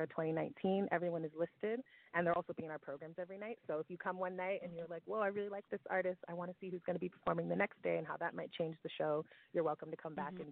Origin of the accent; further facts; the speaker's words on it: Connecticut, United States; I grew up in Connecticut